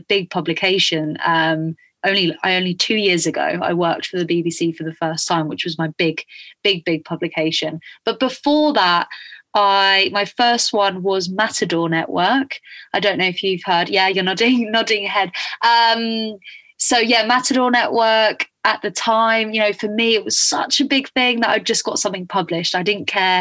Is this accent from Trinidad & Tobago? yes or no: no; Spain; moved away; I grew up in Spain